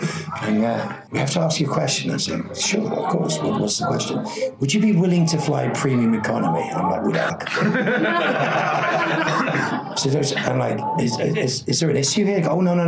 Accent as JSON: {"language": "English", "region": "England", "country": "United Kingdom", "moved": "yes", "said": "being English and having never really worked in England, apart from I did In the Name of the Father after I'd been working in America."}